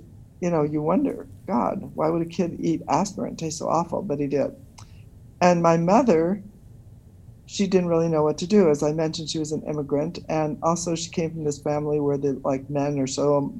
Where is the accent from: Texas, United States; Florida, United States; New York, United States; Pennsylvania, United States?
New York, United States; New York City; I was born in New York City